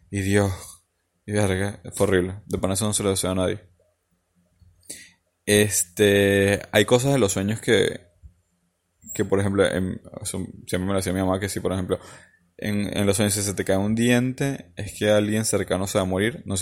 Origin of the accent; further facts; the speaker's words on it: Falcón, Venezuela; Eh, yo viví cuando era pequeño en la playa, en Falcón, en Venezuela.